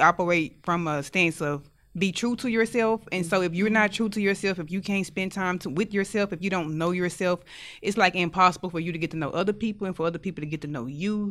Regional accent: Stamps, Arkansas, United States; moved away; I'm from Stamps, Arkansas, very small town

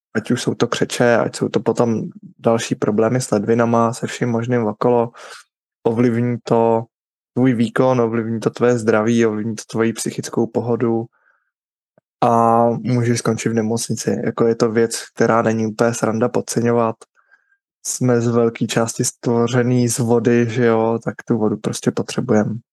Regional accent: Bohemia, Czechia; tady u nás v Čechách

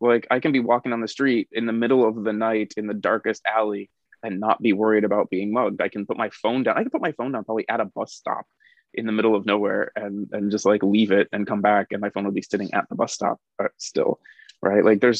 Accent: Phoenix, Arizona, United States; moved away as an adult; now in South Korea; very North Phoenix. So yeah. I was in Phoenix, but I was like on the outskirts north

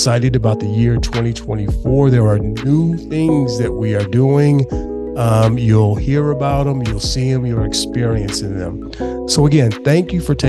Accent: Chicago, Illinois, United States; born or raised there

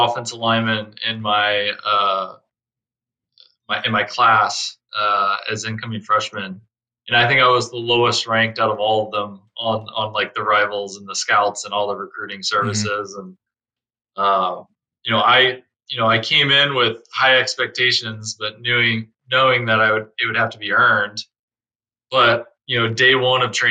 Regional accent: Fort Worth, Texas, United States; moved away as an adult; also born or lived in Miami / Detroit; Born and raised in Fort Worth, Texas

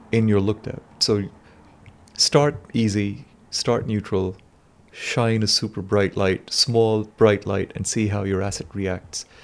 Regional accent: Pakistan; moved away; I come from Pakistan

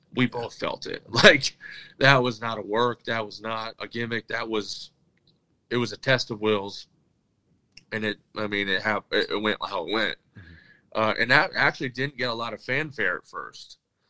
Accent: Michigan, United States; I'm from Michigan. Like, Detroit Red Wings, that's in our blood.

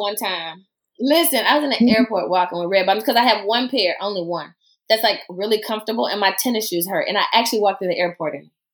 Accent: the South, United States; accent: southern; I don't drop my southern accent

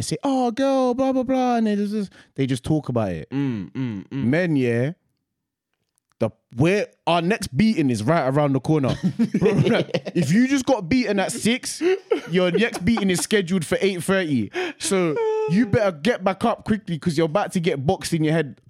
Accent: Ireland; I know about racism too. Yeah. I'm Irish.

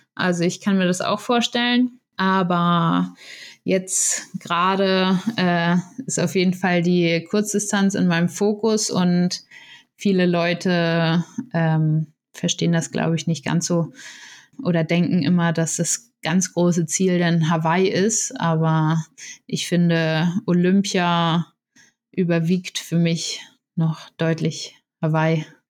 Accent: Itzehoe, Schleswig-Holstein, Germany; moved away as an adult; now in Potsdam, Germany; ich fahre gern mal zu meiner Familie wieder nach Itzehoe zum, in meine Heimat

